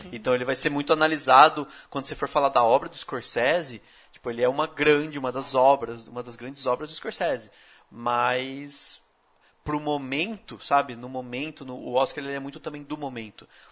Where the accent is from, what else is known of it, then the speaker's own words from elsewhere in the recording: Brazil; como brasileiro